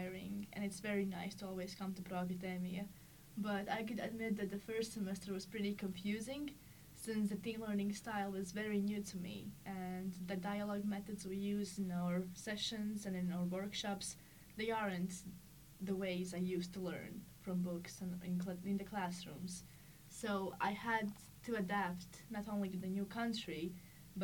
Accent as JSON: {"language": "English", "country": "Latvia", "moved": "yes", "lives_now": "Finland", "said": "I'm from Latvia"}